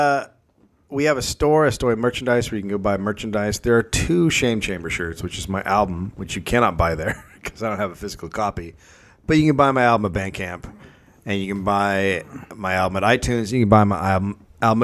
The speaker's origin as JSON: {"language": "English", "town": "San Francisco", "region": "California", "country": "United States", "tie": "born or raised there", "said": "We were raised in San Francisco"}